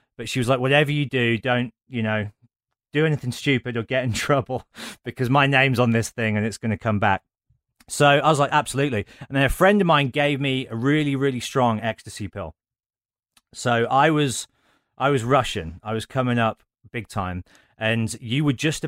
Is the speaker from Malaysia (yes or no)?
no; Birmingham, West Midlands, United Kingdom; I'm from Birmingham